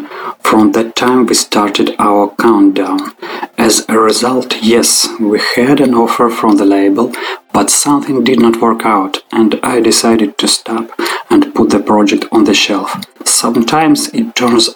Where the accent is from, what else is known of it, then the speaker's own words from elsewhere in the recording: Krasnoyarsk, Krasnoyarsk Krai, Russia; Krasnoyarsk, my hometown.